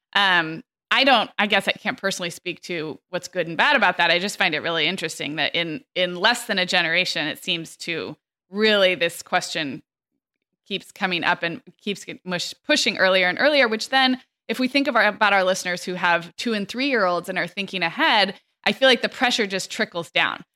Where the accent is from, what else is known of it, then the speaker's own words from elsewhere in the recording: California, United States; When I was growing up in California